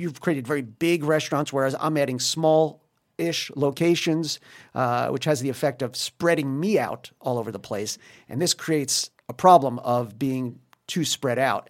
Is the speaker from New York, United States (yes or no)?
yes; New York, United States; moved away as an adult; now in Paris, France; I'm from New York